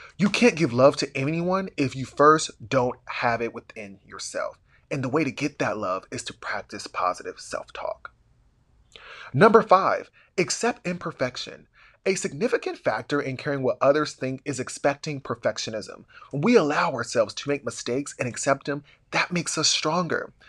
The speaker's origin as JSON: {"language": "English", "town": "Columbus", "region": "Ohio", "country": "United States", "tie": "born or raised there"}